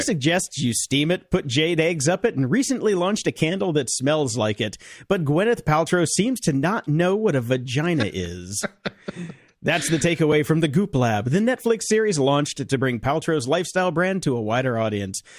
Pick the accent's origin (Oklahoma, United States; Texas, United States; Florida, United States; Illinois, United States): Illinois, United States; Chicago; I'm from Chicago